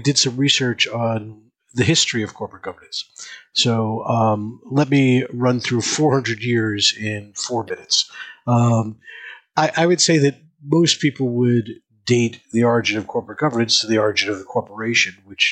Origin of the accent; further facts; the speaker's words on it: New York, United States; I was born in New York. I grew up in the Bronx.